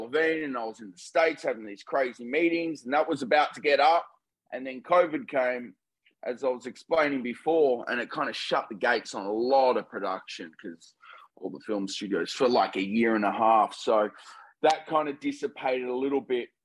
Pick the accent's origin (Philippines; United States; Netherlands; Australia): Australia; Melbourne, Victoria